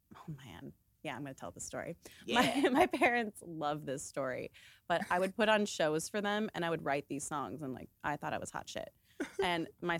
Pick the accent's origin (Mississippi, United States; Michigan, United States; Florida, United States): Florida, United States; Orlando; moved away; also born or lived in Miami, Florida / Chicago; I grew up in Orlando